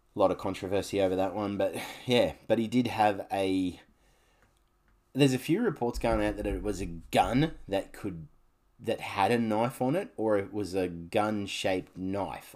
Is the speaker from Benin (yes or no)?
no; Canberra, Australian Capital Territory, Australia; now in Gold Coast, Australia; I, I grew up in Canberra. I lived in Canberra for fifteen years of my life.